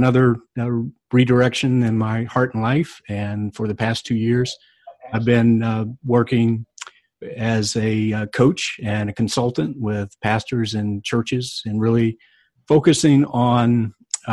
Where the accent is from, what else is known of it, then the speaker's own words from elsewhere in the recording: North Carolina, United States; I grew up in North Carolina, and my family was part of the church